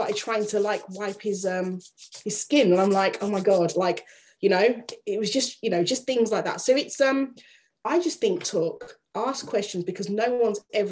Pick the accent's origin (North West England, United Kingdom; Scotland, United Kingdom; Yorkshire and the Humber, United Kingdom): Yorkshire and the Humber, United Kingdom; my father was in the army, traveled around a lot, but I grew up in Yorkshire